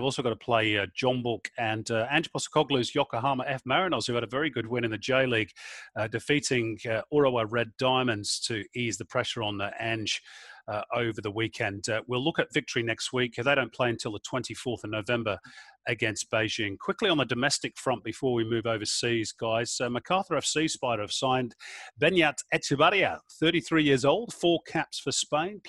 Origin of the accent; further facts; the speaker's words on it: England, United Kingdom; growing up in England